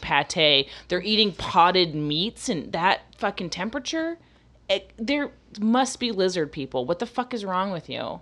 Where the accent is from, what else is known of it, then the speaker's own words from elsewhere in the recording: Florida, United States; moved away; also born or lived in Massachusetts; growing up in Florida, I was around so many black people